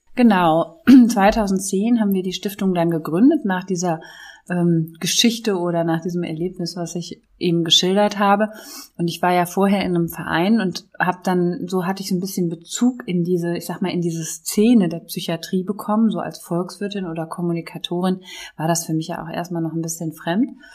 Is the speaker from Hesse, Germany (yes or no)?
no; near Düsseldorf, North Rhine-Westphalia, Germany; also born or lived in Konstanz; now in Cologne, Germany; ich komme ja gebürtig hier aus der Nähe von Düsseldorf